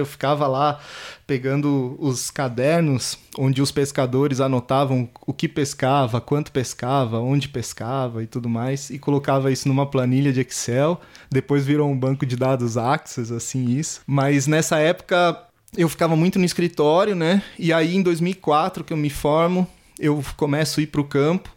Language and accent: Portuguese; Atibaia, São Paulo, Brazil; Eu moro aqui em Atibaia desde os 10 anos, nasci em São Paulo